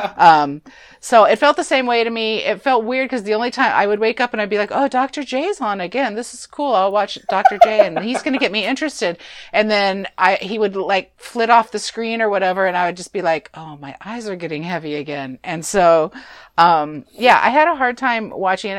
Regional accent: California, United States; We're from California

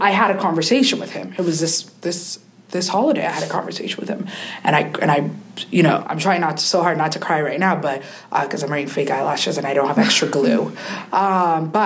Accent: Canada; I grew up in Canada.

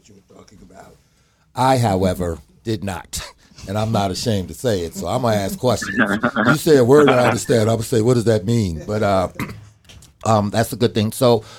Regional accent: Newark, New Jersey, United States; I grew up in Newark, which was another chocolate city

